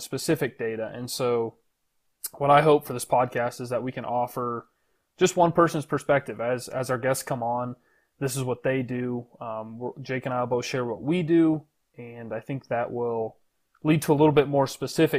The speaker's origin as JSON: {"language": "English", "town": "Show Low", "region": "Arizona", "country": "United States", "tie": "born or raised there", "also_born_or_lived": "Texas", "moved": "as an adult", "said": "So I grew up in Arizona, pretty small town called Sholo."}